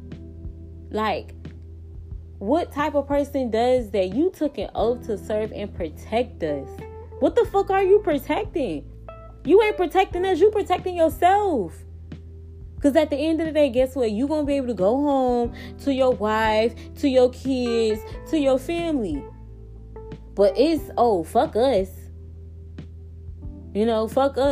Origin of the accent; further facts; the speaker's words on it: United States; I hate that I was brought up in America.